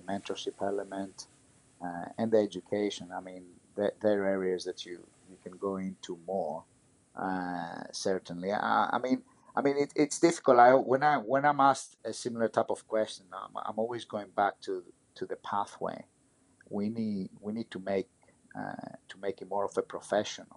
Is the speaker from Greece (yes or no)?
yes; Greece; my experience growing up in Greece